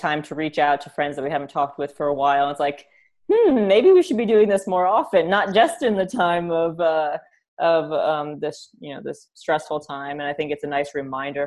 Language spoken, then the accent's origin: English; New York City, New York, United States; growing up in New York